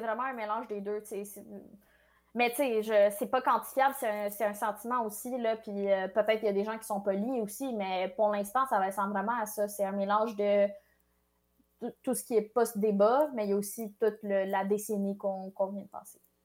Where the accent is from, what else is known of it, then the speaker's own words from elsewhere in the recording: Quebec, Canada; French is a second language; je suis née au Québec, mais je, me suis jamais vraiment sentie québécoise euh, avant le secondaire